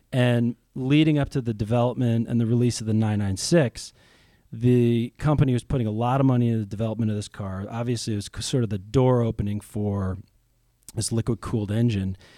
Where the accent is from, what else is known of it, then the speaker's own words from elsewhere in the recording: outside of New York City, United States; moved away as an adult; also born or lived in California; now in Ohio, United States; I grew up outside of New York City